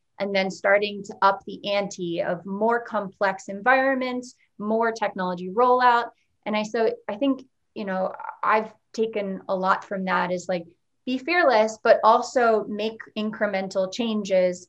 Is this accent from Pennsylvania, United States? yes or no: yes; Unionville, Pennsylvania, United States; I am launching a wine and coffee bar in my hometown